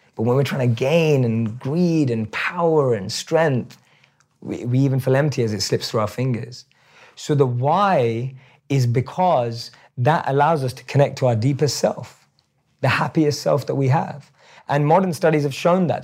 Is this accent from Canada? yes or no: no; London, United Kingdom; I still look like I'm from London